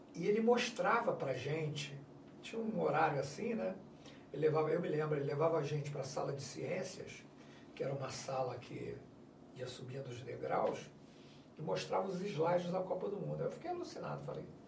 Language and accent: Portuguese; Rio de Janeiro, Brazil; eu morava em Realengo, estudei em Bangu, mas eu nasci no Rio Comprido.